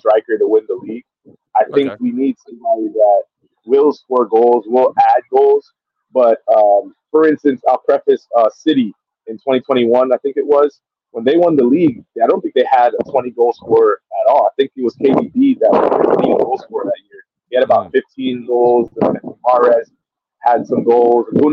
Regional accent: Florida, United States; I'm actually from Florida, too.

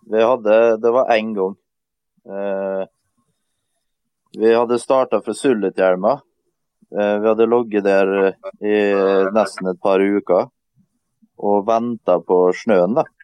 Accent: Møre og Romsdal, Norway; For at eh, vi kommer som sagt fra Romsdalen og er vant med fjell.

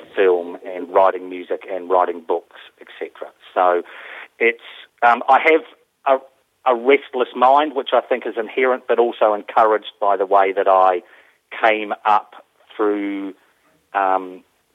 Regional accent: New Zealand; And I grew up in New Zealand, and I started as a full-time actor in New Zealand

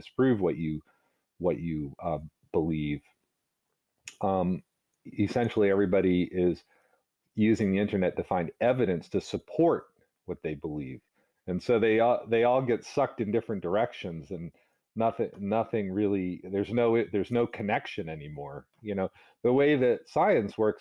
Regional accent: Northern Virginia, United States; also born or lived in New Hampshire / Massachusetts; now in Rhode Island, United States; I was brought up in Northern Virginia

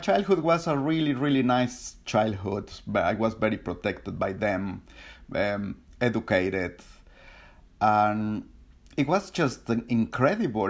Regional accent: Mexico City, Mexico; moved away as an adult; now in London, United Kingdom; I was born in Mexico City, one of the biggest, noisiest, polluted cities

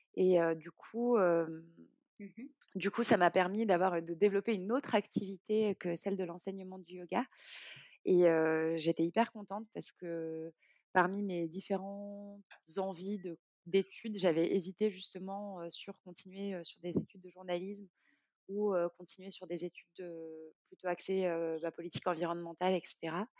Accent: Morocco; moved away as an adult; also born or lived in France; j'ai grandi au Maroc jusqu'à mes 18 ans

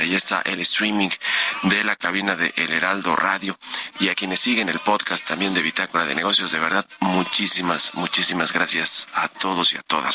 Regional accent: Mexico

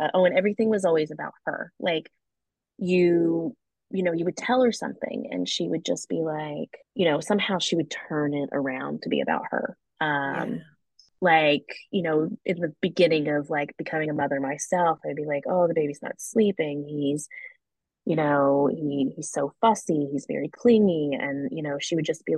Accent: the South, United States; I grew up in the South, so we did get spanked

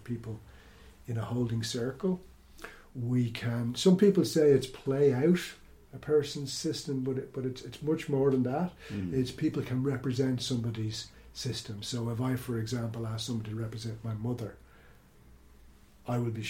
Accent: Ireland; I am born Irish, consider myself Celtic

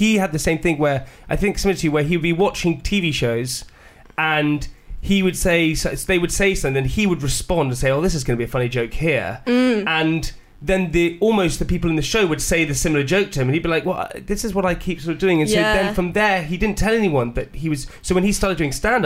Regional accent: United Kingdom; As British people

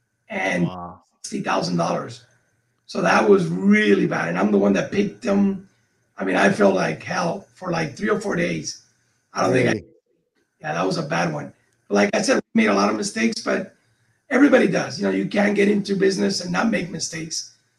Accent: Cuba; moved away; people like us, when we came from Cuba, one of the things that held us back is that we didn't know the possibilities.

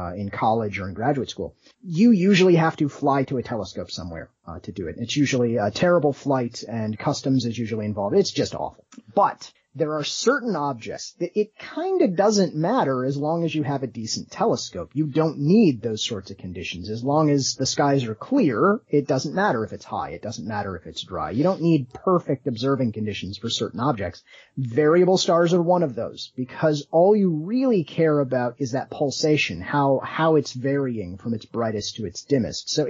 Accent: South Bend, Indiana, United States; growing up in South Bend, as you go through the public school system

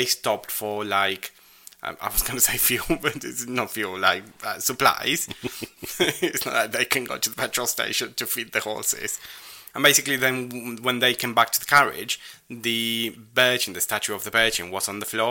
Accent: Rosario, Santa Fe, Argentina; in my hometown, and there's a whole flag memorial.

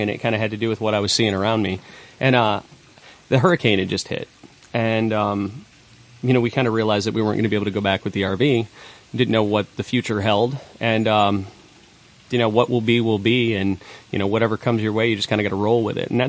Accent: Hawaii, United States; I lived, you know, I grew up in Hawaii, but we kind of bypassed the West Coast.

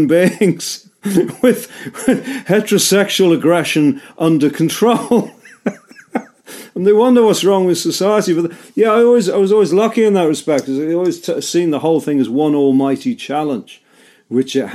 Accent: Liverpool, North West England, United Kingdom; my hometown of Liverpool

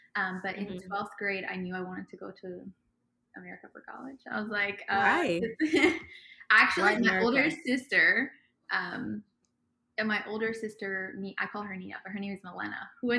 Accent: Dubai, United Arab Emirates; also born or lived in Ethiopia; So I was about 5 or 6 years old when we left Ethiopia, my entire family. And we grew up in Dubai

